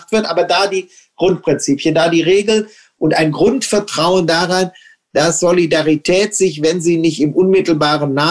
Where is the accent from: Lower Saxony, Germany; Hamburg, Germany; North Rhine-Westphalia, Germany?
North Rhine-Westphalia, Germany; Ich komme aus dem Rheinland. In meinem Wahlkreis ist man schneller in Paris, Amsterdam, Brüssel oder Luxemburg als in Berlin. Das prägt schon.